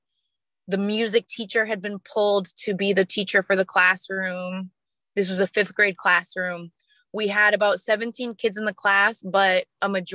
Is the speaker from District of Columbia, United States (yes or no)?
yes; Washington, District of Columbia, United States; my hometown of Washington, D.C.